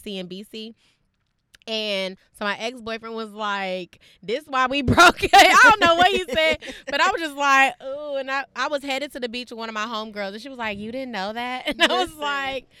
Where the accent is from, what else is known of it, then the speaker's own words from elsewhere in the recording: the Bay Area, California, United States; growing up in the Bay